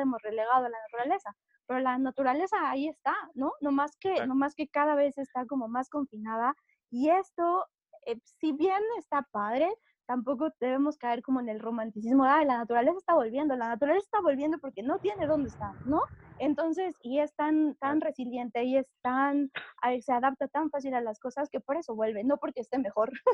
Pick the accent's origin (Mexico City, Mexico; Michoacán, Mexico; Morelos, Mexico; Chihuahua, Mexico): Mexico City, Mexico; now in La Marquesa, Mexico; yo soy de la Ciudad de México, yo soy mexa chilanga 100%